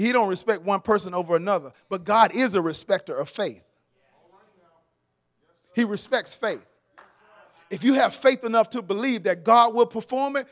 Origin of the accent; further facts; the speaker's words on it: Atlanta, Georgia, United States; I'm from Atlanta, born and raised in Atlanta